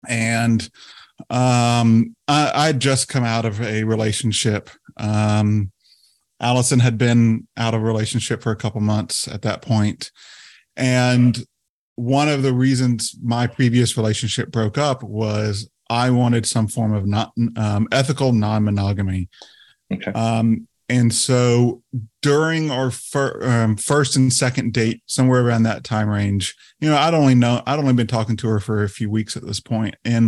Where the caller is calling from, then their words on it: South Carolina, United States; So we live in the state of South Carolina in the United States.